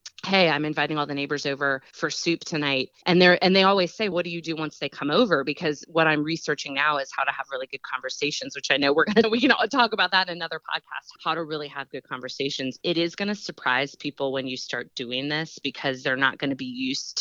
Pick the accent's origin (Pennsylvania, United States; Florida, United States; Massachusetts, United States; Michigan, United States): Pennsylvania, United States; we're from Pennsylvania.